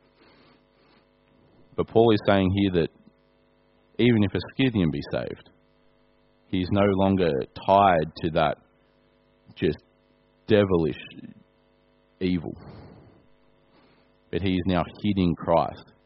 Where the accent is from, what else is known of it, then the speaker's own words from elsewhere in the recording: Australia; I'm an Australian